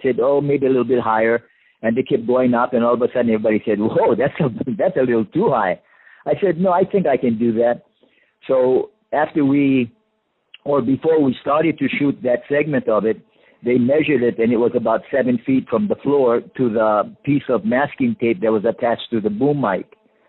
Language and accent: English; Hawaii, United States; growing up in Hawaii